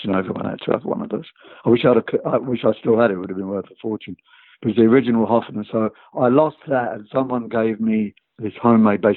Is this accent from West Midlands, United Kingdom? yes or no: no; London, United Kingdom; we came from London, a town called Tooting, and we were in the same school